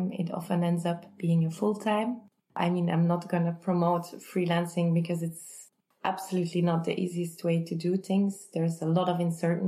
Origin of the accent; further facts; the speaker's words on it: Kortrijk, Flanders, Belgium; Kortrijk, which is my hometown